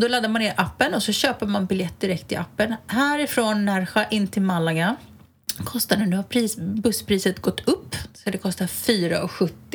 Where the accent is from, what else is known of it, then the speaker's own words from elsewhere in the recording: Stockholm, Stockholm County, Sweden; Jag är ju stockholmare i, i benmärgen